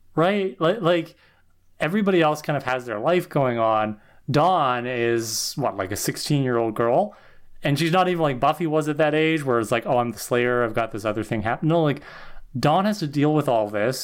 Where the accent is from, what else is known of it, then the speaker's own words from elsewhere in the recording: Canada; as a Canadian